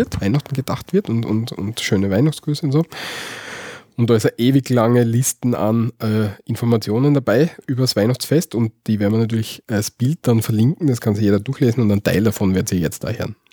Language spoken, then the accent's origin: German; Austria; also born or lived in Graz; bei uns in Österreich